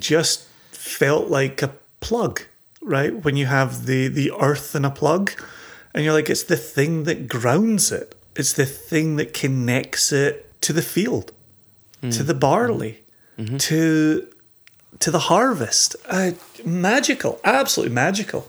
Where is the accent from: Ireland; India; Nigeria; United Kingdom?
United Kingdom; Scotland; we're growing up in Scotland